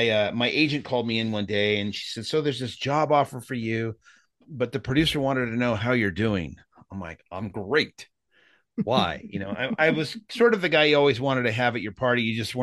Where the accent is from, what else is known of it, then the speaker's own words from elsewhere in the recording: San Jose, California, United States; born there; Yeah, I was born in Northern California in San Jose, which is was when I was a kid, it was cherry orchards. Now it's the Silicon Valley.